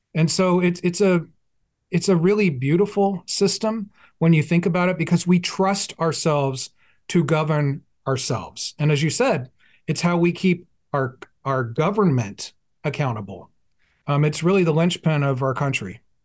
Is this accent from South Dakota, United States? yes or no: no; Fort Worth, Texas, United States; We're both from Fort Worth